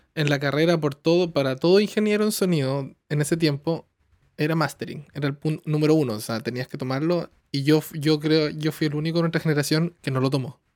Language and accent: Spanish; southern Chile, Chile; moved away as an adult; also born or lived in Santiago, Chile; now in Toronto, Canada; Yo vengo de un pueblo chico, en el sur de Chile, y me fui a Santiago